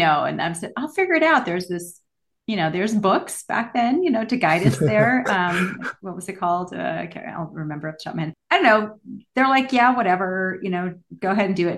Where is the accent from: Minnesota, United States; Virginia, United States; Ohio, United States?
Minnesota, United States; Minneapolis; moved away; also born or lived in Los Angeles; I grew up in Minneapolis and lived in Los Angeles